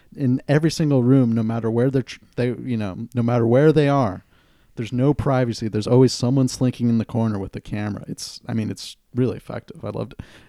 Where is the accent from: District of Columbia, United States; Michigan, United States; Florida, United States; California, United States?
California, United States; Santa Cruz; it depicts Santa Cruz, my hometown